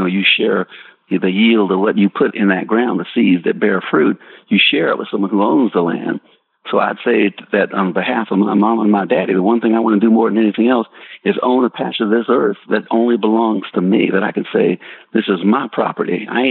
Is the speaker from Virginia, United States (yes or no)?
no; Spartanburg, South Carolina, United States; You know, where I grew up in Spartanburg, South Carolina, my mama talking about a high country, she's talking about heaven.